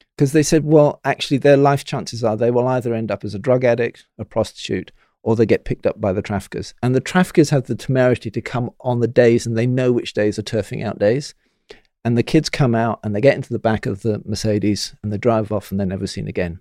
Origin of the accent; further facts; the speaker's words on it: Bristol, South West England, United Kingdom; I'm from Bristol